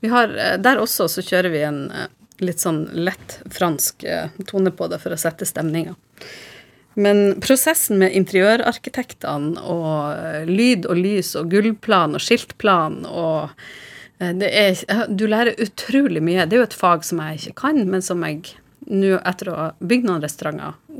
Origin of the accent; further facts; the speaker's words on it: Harstad, Northern Norway, Norway; now in Oslo, Norway; som nordlending i Oslo, så har du et savn til Nord-Norge.